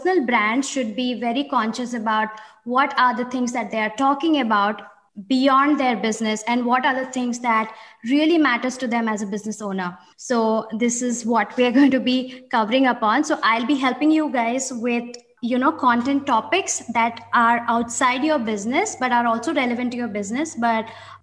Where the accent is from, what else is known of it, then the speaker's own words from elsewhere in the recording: India; moved away as an adult; now in Amsterdam, Netherlands; I'm an Indian based in Amsterdam